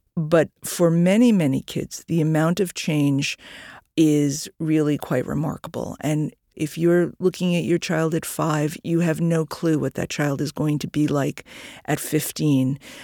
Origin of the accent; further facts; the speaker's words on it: New York, United States; I'm a New Yorker